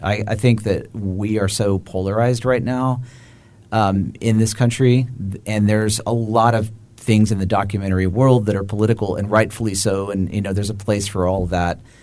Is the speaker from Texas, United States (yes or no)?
yes; Austin, Texas, United States; I'm from Austin